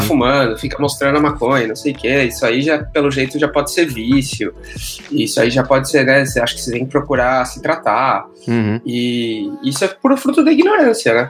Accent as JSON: {"language": "Portuguese", "region": "São Paulo", "country": "Brazil", "tie": "born or raised there", "moved": "as an adult", "lives_now": "Toronto, Canada", "said": "eu cresci em São Paulo"}